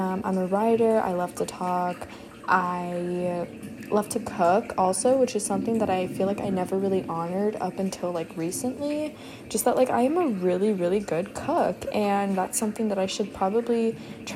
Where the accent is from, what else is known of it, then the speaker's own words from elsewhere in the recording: Houston, Texas, United States; I am from Houston, Texas. I go to college here